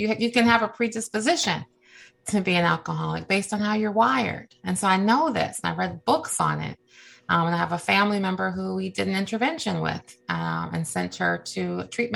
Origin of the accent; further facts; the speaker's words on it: Cleveland, Ohio, United States; now in Washington, D.C., United States; I live in the Washington, D.C. area. I was raised in Cleveland, Ohio